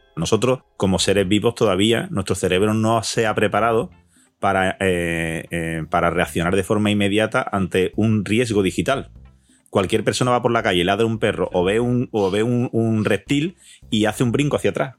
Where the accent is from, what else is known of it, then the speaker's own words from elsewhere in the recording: Andalusia, Spain; como andaluces que somos